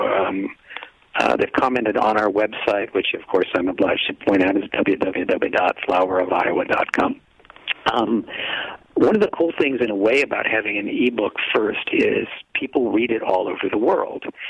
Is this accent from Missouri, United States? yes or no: no; downstate Illinois, United States; I'm from downstate Illinois